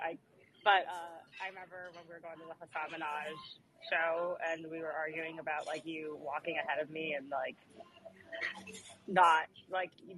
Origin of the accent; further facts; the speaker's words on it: the South, United States; I was raised in the South